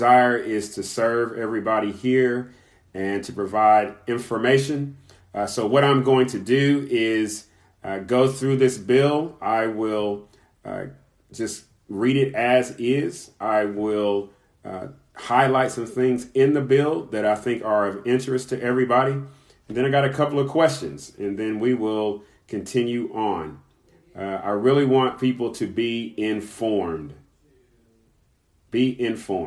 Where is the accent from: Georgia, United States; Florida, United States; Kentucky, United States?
Kentucky, United States; my home state, my birth state, Kentucky